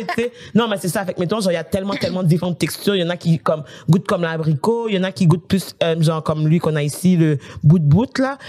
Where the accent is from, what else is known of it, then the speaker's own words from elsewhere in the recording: Haiti; moved away; chez moi, en Haïti